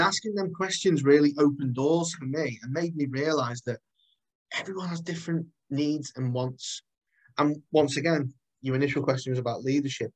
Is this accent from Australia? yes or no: no; Chester, North West England, United Kingdom; I'm from, I'm born and bred in Chester.